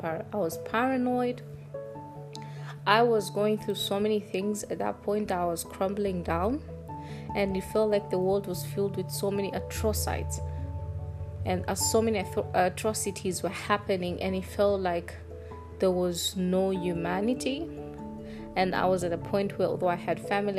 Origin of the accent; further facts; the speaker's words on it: Tanzania; I'm from Tanzania